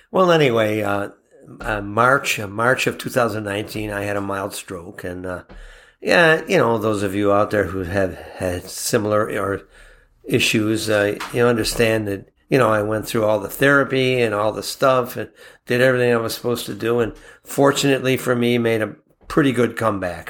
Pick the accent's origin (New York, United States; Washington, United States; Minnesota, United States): New York, United States; Buffalo; we're from Buffalo